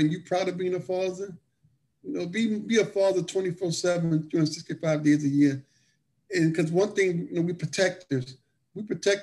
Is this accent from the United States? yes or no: yes; New Orleans, Louisiana, United States; we're from New Orleans, and I worked for him for many years